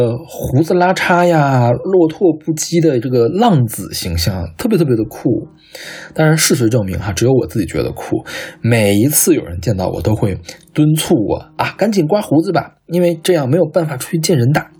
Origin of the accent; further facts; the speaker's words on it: Northeast China, China; 虽然我的家乡嘛，这次并没有受到肺肺炎疫情的直接的波及，但是我的县城其实还是如临大敌的。